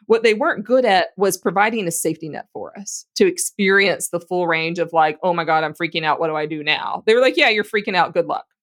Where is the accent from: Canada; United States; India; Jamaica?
United States; Louisiana; I grew up in Louisiana